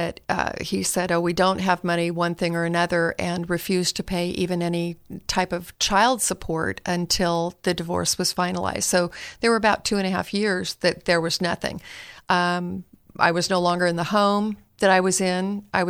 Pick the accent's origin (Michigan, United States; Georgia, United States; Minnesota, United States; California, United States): California, United States; Palo Alto; Well, you know, I grew up in Northern California, one of three kids, the middle child, lived in Palo Alto.